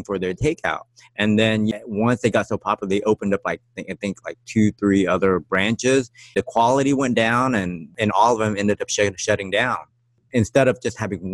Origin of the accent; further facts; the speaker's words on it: Texas, United States; moved away as an adult; now in Taiwan; growing up in Texas